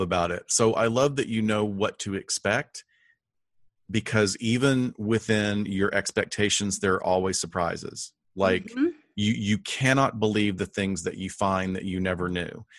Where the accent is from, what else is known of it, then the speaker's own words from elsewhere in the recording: Huntsville, Alabama, United States; my hometown of Huntsville